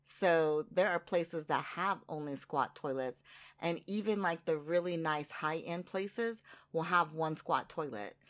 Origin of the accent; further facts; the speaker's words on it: United States; now in Japan; I'm very American in that way.